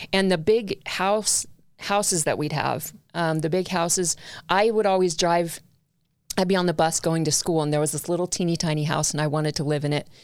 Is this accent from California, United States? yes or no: yes; Long Beach, California, United States; I was born in Long Beach, California